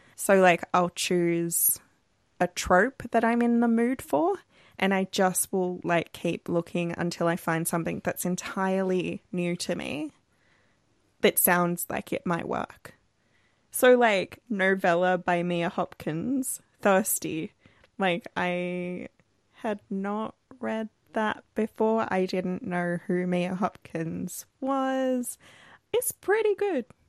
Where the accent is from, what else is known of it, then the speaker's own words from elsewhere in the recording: Australia; We're an Australian podcast